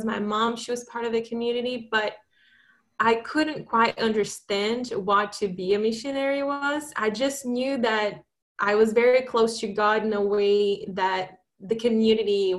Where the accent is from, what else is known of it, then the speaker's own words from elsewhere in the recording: Brazil; moved away as an adult; also born or lived in Italy / Michigan / Boston; So I grew up in Brazil.